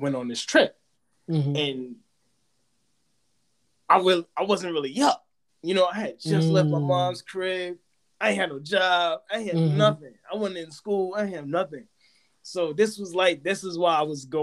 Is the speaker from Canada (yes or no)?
no; New York, United States; up until that point, I was from New York